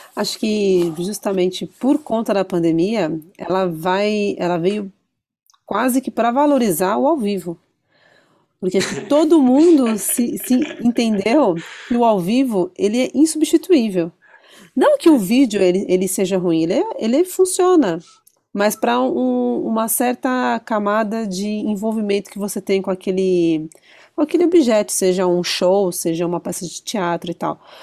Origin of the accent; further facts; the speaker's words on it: Brazil; eu sou brasileiro.